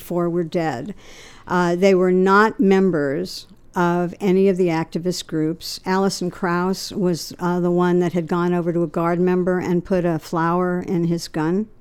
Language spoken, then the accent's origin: English; Long Island, New York, United States; moved away as an adult; also born or lived in Kent, Ohio; I had come from New York. I grew up in Long Island, and I was pretty sheltered